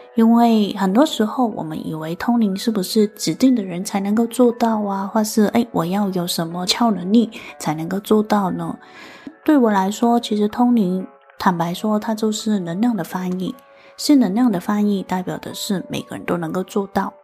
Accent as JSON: {"language": "Chinese", "country": "Hong Kong", "said": "我是来自香港的"}